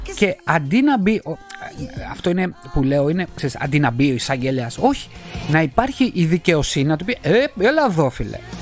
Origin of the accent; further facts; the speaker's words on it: Greece; moved away as an adult; now in Northern Italy, Italy; Γεννήθηκα και έζησα 40 χρόνια εκεί. Είμαι βέρος Έλληνα